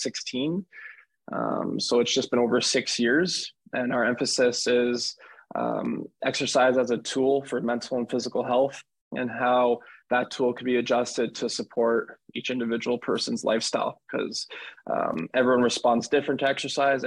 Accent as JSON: {"language": "English", "town": "Cornwall", "region": "Ontario", "country": "Canada", "tie": "born or raised there", "also_born_or_lived": "Ottawa", "said": "a sports conditioning trainer back in my hometown of Cornwall, Ontario."}